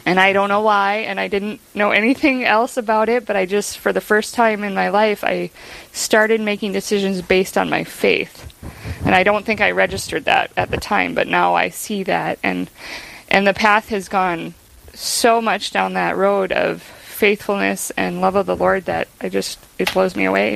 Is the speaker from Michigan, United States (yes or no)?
no; Chicago, Illinois, United States; I grew up in Chicago, so just outside of Chicago.